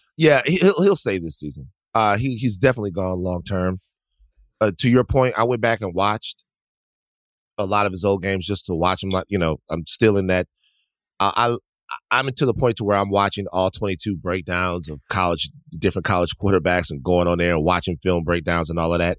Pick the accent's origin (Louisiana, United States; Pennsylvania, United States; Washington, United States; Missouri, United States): Louisiana, United States; Baton Rouge; moved away; Growing up in Baton Rouge where I did